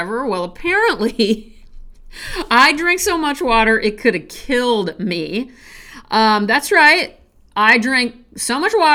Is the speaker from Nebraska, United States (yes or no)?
yes; Nebraska, United States; I'm from Nebraska